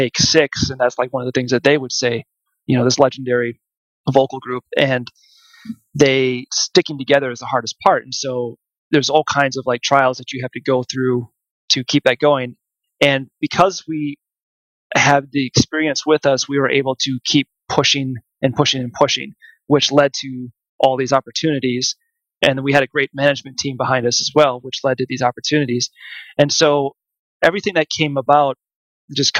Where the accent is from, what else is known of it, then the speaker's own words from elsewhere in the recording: Mankato, Minnesota, United States; my hometown of Mankato, Minnesota